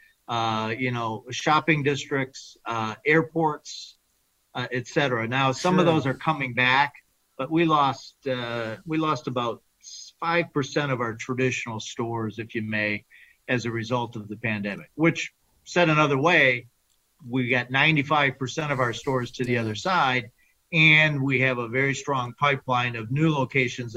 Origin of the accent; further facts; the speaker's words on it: Michigan, United States; I grew up in Michigan, which is a core market